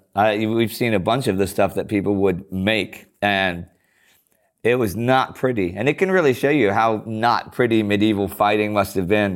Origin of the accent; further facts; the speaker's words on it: Houston, Texas, United States; I grew up in Houston